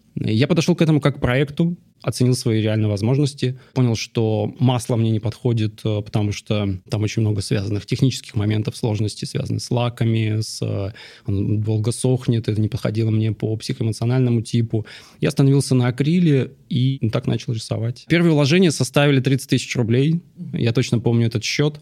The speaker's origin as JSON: {"language": "Russian", "town": "Dzhari", "region": "Russian Far East", "country": "Russia", "tie": "born or raised there", "moved": "yes", "lives_now": "Moscow, Russia", "said": "Я родился на Дальнем Востоке, маленькая нанайская деревня на берегу Амура, Джари"}